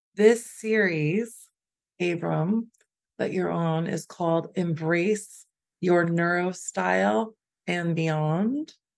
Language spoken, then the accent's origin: English; Chicago, Illinois, United States; we're also from Chicago.